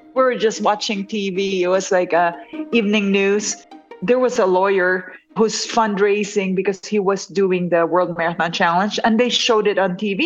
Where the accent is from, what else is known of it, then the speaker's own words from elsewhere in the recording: Bacolod, Western Visayas, Philippines; moved away as an adult; now in United States; I was born and raised in Negros Occidental, and I was in Bacolod for high school and college